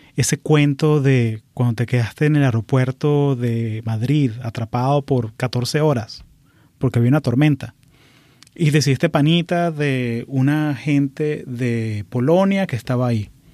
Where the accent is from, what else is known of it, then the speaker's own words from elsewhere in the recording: Venezuela; moved away as an adult; now in United States; Nací en Venezuela, pero llevo 20 años viviendo aquí en Estados Unidos